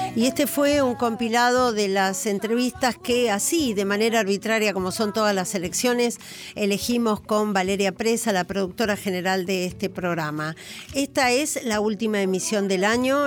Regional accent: Argentina

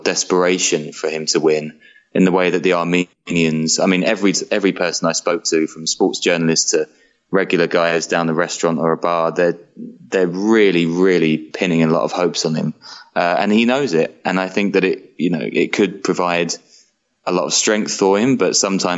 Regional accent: London, United Kingdom; now in Berlin, Germany; I'm from London originally

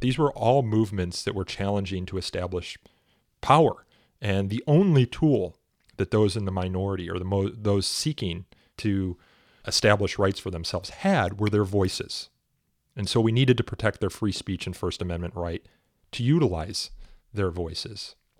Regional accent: Elmhurst, Illinois, United States; also born or lived in Chicago; I am from Chicago myself. I grew up in Elmhurst

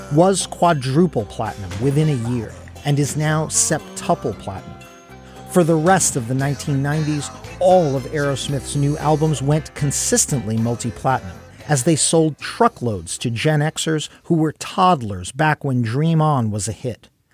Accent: Brooklyn, New York, United States; my hometown of Brooklyn

